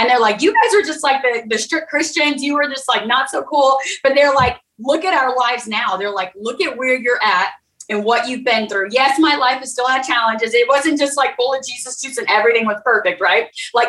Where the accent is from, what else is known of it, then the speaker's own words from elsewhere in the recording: Oklahoma, United States; also born or lived in Texas; So the beginning, I grew up in Oklahoma, Texas area, military family, traveling.